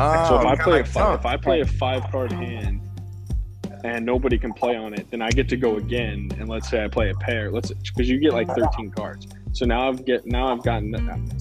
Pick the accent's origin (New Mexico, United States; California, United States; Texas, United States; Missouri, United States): Texas, United States; Houston; I'm from Houston